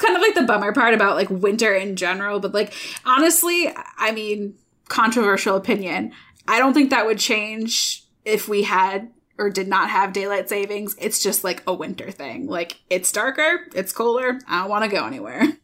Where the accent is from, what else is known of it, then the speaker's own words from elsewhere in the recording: Michigan, United States; now in Iowa, United States; I am from Michigan